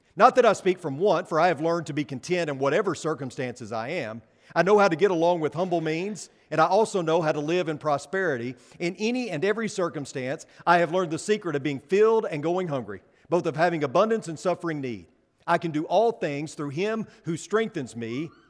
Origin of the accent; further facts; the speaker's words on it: Paragould, Arkansas, United States; moved away; back in Paragould, Arkansas, my hometown